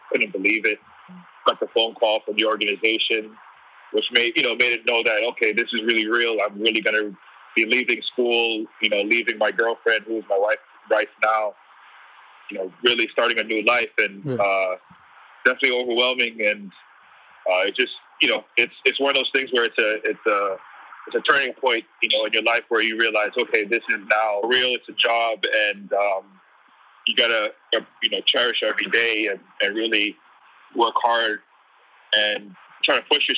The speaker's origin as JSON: {"language": "English", "region": "East Coast", "country": "United States", "tie": "born or raised there", "said": "growing up on the East Coast, you don't really get too much opportunities to travel to the West."}